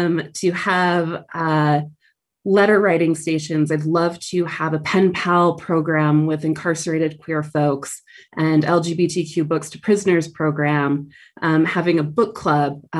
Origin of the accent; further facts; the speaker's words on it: Provo, Utah, United States; I grew up Mormon in Provo, Utah